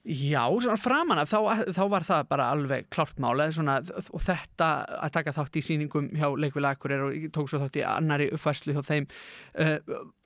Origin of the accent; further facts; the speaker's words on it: Akureyri, Northeastern Region, Iceland; Ég er akureyringur í húðahár.